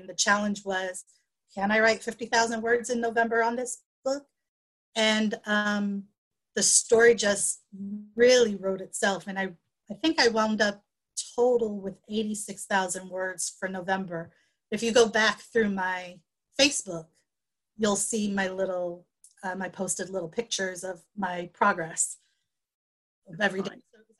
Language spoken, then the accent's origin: English; New York, United States; moved away as an adult; now in Florida, United States; So I'm originally from New York, and I moved to Florida, gosh, it's got to be about 13 years now, to be closer to the rest of my family.